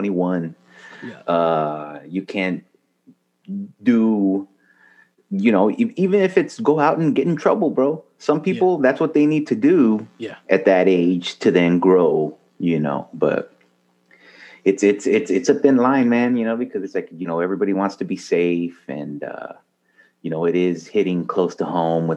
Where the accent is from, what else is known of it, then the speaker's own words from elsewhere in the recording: El Paso, Texas, United States; moved away as an adult; now in Dallas, United States; I'm originally from El Paso, born and raised.